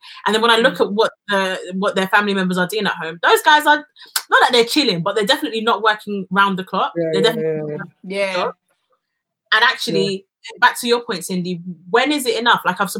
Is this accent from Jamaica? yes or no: no; Nigeria; because we're still Nigerian